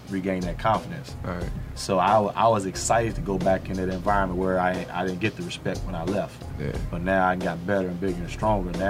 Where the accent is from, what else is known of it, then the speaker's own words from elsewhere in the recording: Nashville, United States; when I grew up in Nashville, City, like she'll tell you, my freshman year at the house college, I couldn't wait to go back home.